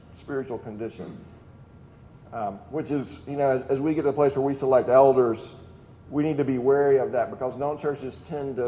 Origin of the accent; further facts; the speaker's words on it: the South, United States; a son of the South